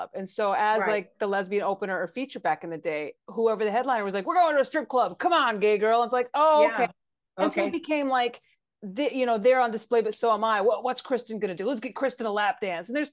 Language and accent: English; Amarillo, Texas, United States; I grew up in Amarillo